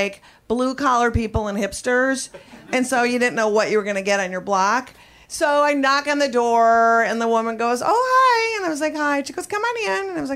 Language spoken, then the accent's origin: English; Minnesota, United States; I'm from Minnesota